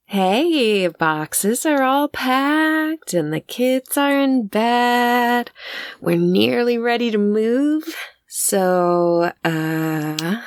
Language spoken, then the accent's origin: English; United States; we are an American family